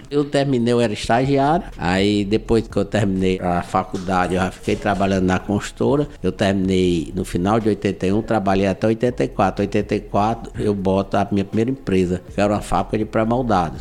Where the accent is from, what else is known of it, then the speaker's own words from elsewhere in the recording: Guaramiranga, Ceará, Brazil; also born or lived in Fortaleza; eu sou de Guaramiranga, né? Eu nasci em Guaramiranga, viemos morar em Fortaleza